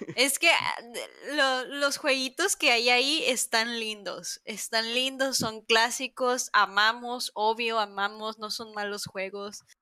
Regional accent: Mexico; siendo mexicana

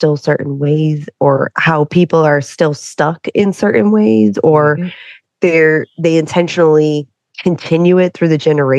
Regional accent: Massachusetts, United States; And I grew up in Massachusetts where it wasn't even brought up.

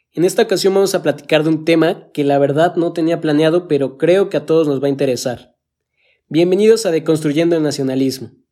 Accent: Mexico; cómo es que parece que nosotros como mexicanos tenemos la obligación de priorizar el apoyo a los movimientos que se dan aquí en nuestro país antes de apoyar a cualquier otro movimiento

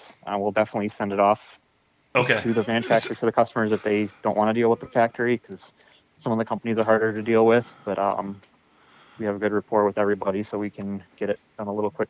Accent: Traverse City, Michigan, United States; I grew up here and lived here my whole life

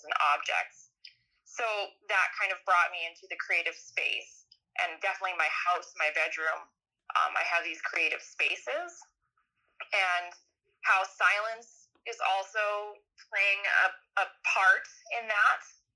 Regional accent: Saskatchewan, Canada; I'm from Saskatchewan. I was born in a small town

